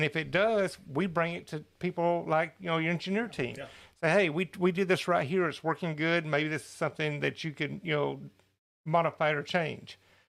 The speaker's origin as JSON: {"language": "English", "region": "California", "country": "United States", "said": "…, where are you located? I'm from SoCal."}